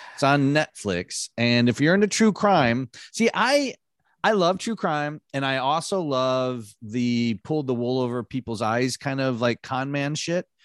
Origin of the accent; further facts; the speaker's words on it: Michigan, United States; moved away; also born or lived in Los Angeles; I grew up in Michigan